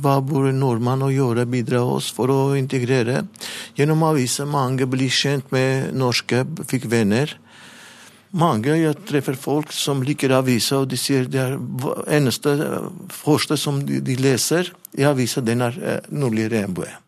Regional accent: Armenia; Norwegian is a second language; moved away as an adult; also born or lived in Levanger, Norway; now in Norway

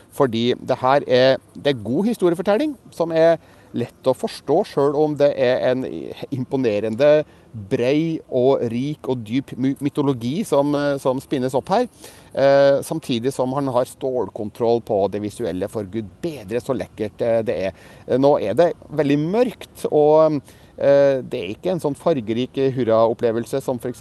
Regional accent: Norway; mine engelskkunnskaper litt prega av at jeg er nordmann

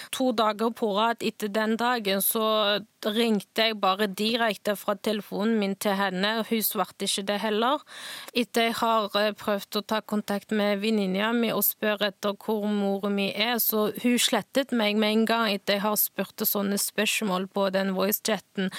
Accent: Northwest China, China; Norwegian is a second language; now in Stavanger, Norway; jeg kommer fra Nordvest i Kina

